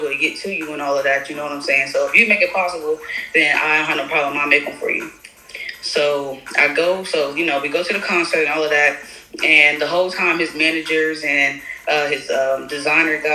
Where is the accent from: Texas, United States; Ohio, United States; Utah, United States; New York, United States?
Ohio, United States; Columbus; now in Raleigh, United States; I'm from Columbus, Ohio. I'm currently located out in Raleigh, North Carolina.